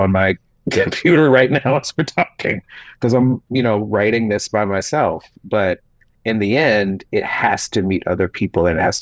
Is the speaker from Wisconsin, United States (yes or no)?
no; Gaston County, North Carolina, United States; I was in Gaston County.